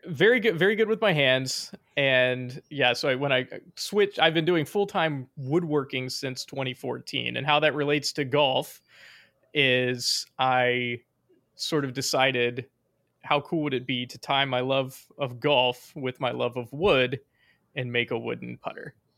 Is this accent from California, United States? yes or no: no; Virginia, United States; accent: southern